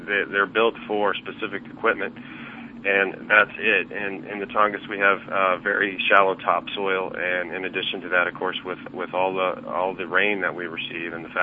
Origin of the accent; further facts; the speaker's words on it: Ketchikan, Alaska, United States; my hometown of Ketchikan, Alaska